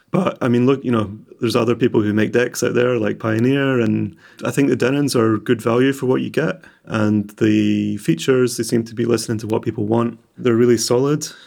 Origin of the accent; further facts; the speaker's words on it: Edinburgh, Scotland, United Kingdom; now in Glasgow, United Kingdom; I'm orig-, originally from more east, I was born in Edinburgh.